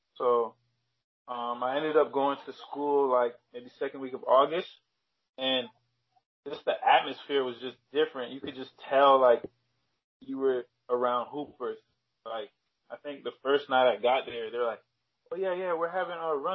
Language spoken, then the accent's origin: English; Toronto, Ontario, Canada; born or raised there